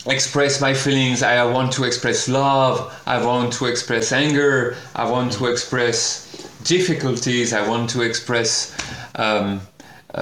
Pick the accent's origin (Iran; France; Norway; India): France; English is a second language; I am French, and I am speaking English with you.